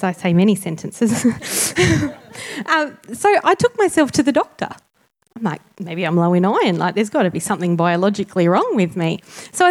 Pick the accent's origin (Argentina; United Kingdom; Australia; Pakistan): Australia; Tasmania; moved away; also born or lived in Sydney; I'm Tasmanian born, but I moved back about 4 years ago